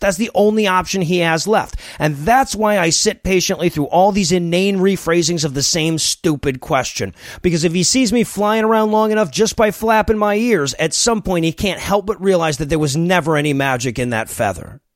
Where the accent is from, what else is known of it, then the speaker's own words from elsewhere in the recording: Deep South, United States; I'm American. I grew up in the deep south